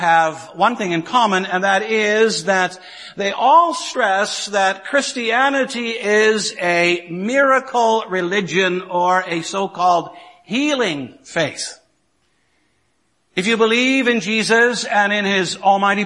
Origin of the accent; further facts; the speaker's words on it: Ontario, Canada; When I was growing up in Ontario